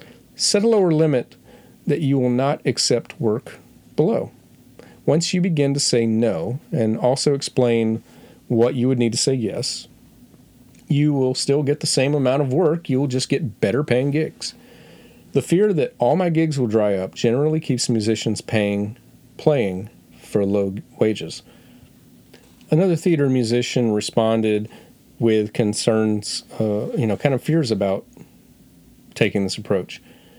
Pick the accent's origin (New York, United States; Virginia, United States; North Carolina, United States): North Carolina, United States; Okay, so everyone knows I'm coming from North Carolina.